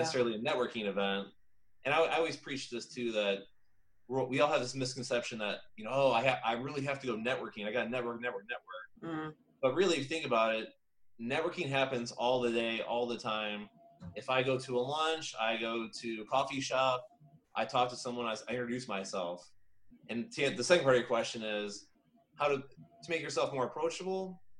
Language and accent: English; Indiana, United States; now in Florida, United States; I'm from Indiana. I've, you know, went to IU